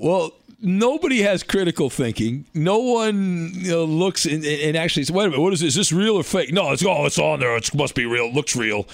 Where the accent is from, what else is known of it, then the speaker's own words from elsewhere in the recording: California, United States; I grew up in California